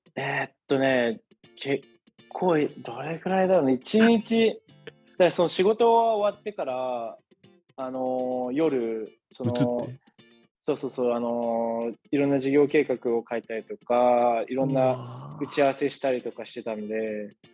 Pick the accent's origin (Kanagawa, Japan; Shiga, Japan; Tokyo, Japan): Kanagawa, Japan; 神奈川の生まれの育ちです